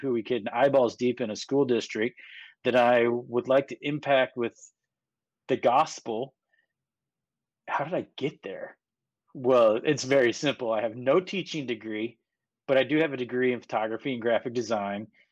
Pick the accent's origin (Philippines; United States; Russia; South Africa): United States; Kentucky; I grew up in Kentucky.